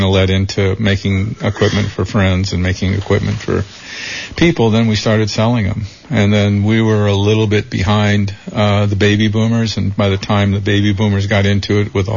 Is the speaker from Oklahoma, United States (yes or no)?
no; Capitola, California, United States; also born or lived in Oakland, California; we moved here in 1945